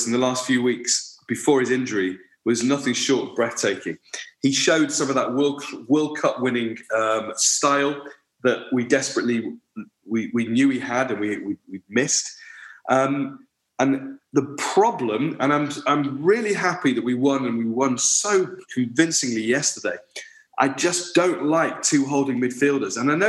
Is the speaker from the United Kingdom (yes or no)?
yes; Sale, North West England, United Kingdom; I'm from Sale, which is down the road from Cheadle